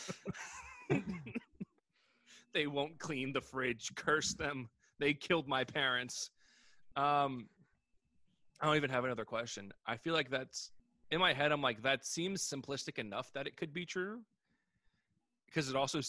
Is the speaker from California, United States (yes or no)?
no; New York City, New York, United States; We grew up in hood-ass Queens